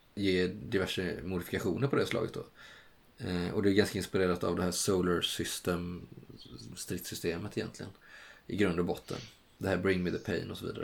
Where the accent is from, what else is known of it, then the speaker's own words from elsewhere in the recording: Kalmar County, Sweden; moved away; När jag var hemma och hälsade på på Öland